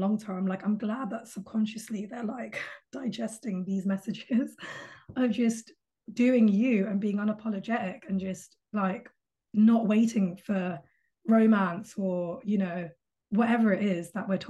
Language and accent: English; United Kingdom; We would hop on, because we're all British, so we would all meet at King's Cross